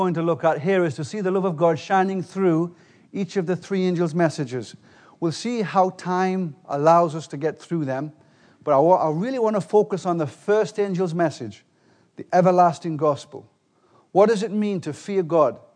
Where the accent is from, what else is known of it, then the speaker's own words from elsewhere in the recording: England, United Kingdom; I'm from England.